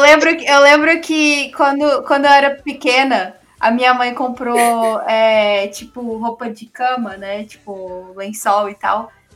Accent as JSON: {"language": "Portuguese", "town": "Camapuã", "region": "Mato Grosso do Sul", "country": "Brazil", "tie": "born or raised there", "said": "eu morava, eu sou de Camapuã, pra quem não sabe, que é do interior de, de Mato Grosso do Sul"}